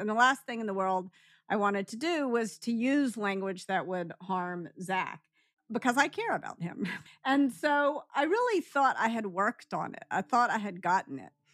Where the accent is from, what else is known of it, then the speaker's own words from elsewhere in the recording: Memphis, Tennessee, United States; I grew up in Memphis.